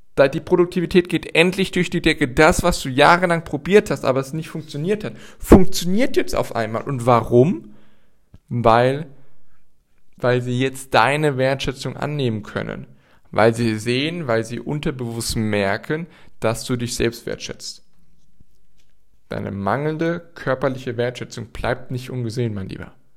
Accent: Gießen, Hesse, Germany; in Gießen passiert, also in meiner Heimatstadt

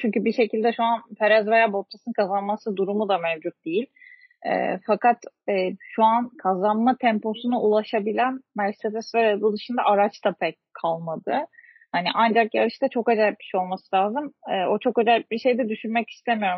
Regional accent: Turkey

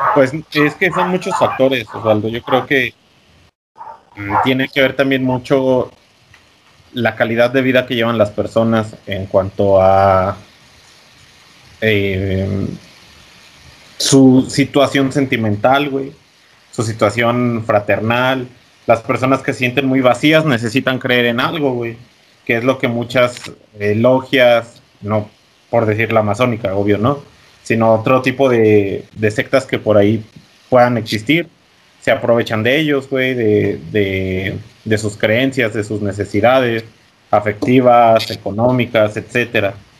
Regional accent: Mexico; como mexicanos y, buenos guadalupanos

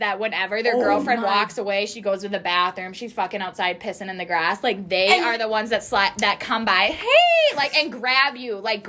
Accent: Wisconsin, United States; Wisconsin. Born and raised, baby.

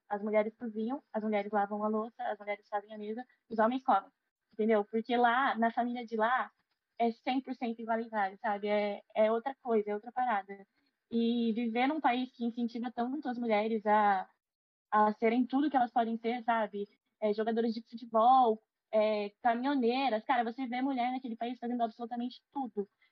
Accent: Brazil; also born or lived in Sweden

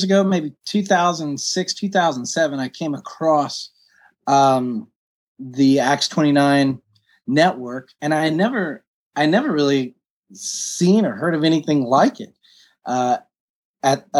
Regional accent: Woodstock, Georgia, United States; also born or lived in Newnan, Georgia / London; I grew up in Woodstock, Georgia, where I make my home right now

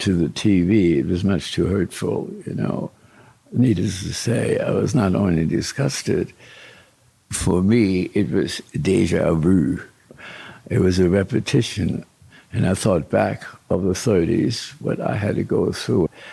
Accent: Offenbach, Hesse, Germany; now in Charlottesville, United States; the town where I was born, called Which? Offenbach

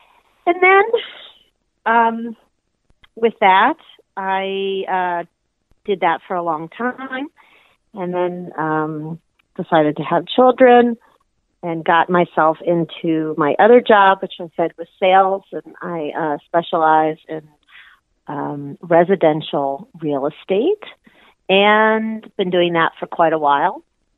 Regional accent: Louisville, Kentucky, United States; now in Seattle, United States; I was raised in Louisville, Kentucky, so I'm from the Midwest. I have lived there for most of my life, and 7 years ago, I moved out to the Pacific Northwest, and I reside in Seattle

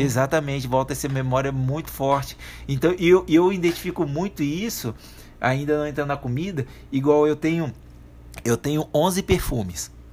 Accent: Espírito Santo, Brazil; Espírito Santo, cultura capixaba

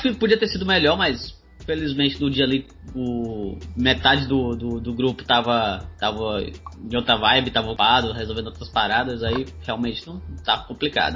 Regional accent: Ceará, Brazil; eu sou cearense

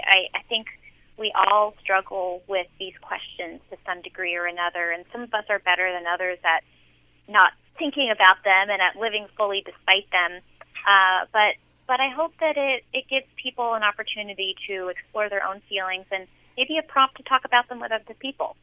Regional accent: San Francisco, California, United States; I grew up in San Francisco

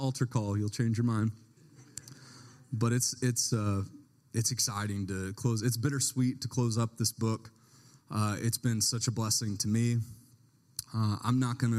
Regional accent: Baltimore, Maryland, United States; also born or lived in Tennessee; we're from Baltimore

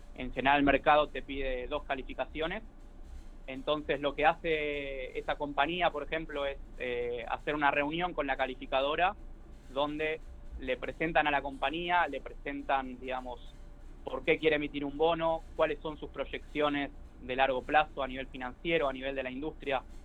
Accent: Argentina

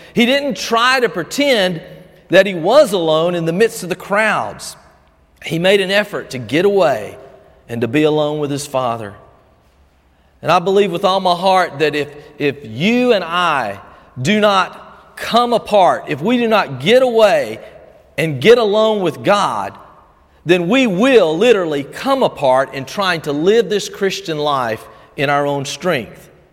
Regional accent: Albany, United States; growing up in First Baptist Albany when Perry Webb would pray the morning prayer

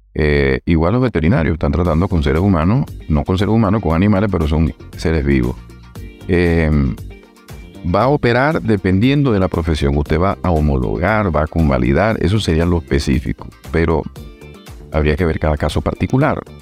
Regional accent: Venezuela; moved away as an adult; now in Palermo, Italy; como tenemos nosotros nuestra nacionalidad venezolana. Nacimos en Venezuela

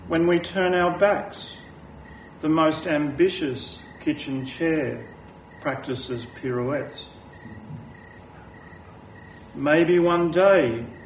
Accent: Melbourne, Victoria, Australia; when I was 17, growing up in Lower Templestowe

